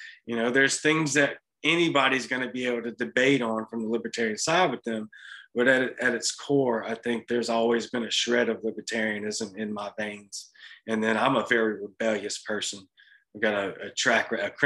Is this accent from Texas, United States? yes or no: no; Louisiana, United States; now in Mississippi, United States; I'm in Mississippi. I'm from Louisiana